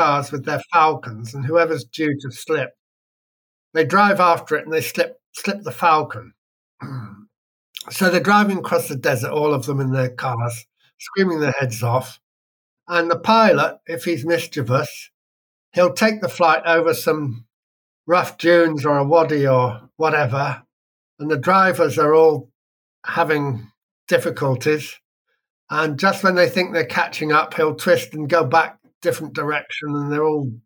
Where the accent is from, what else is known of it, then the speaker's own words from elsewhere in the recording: Wiltshire, South West England, United Kingdom; now in West Wales, United Kingdom; I was born near there in Wiltshire.